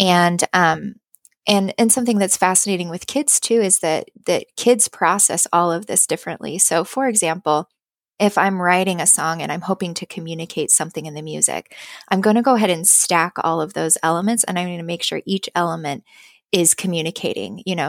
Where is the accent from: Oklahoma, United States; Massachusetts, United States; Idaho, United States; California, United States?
Idaho, United States; Boise; moved away; I moved back to my home state. Um, I'm from Boise, Idaho